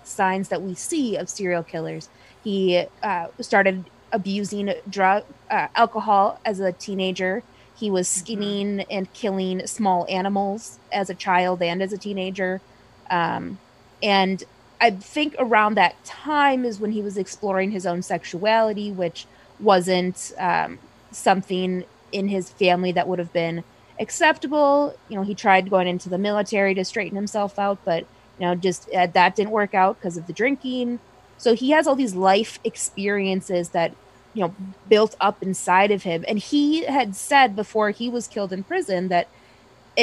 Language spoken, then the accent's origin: English; Wisconsin, United States; I'm from Wisconsin. I live in Milwaukee.